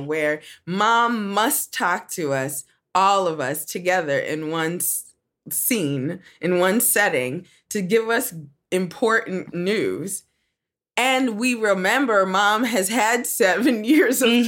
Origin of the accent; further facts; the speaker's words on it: Nigeria; I'm Nigerian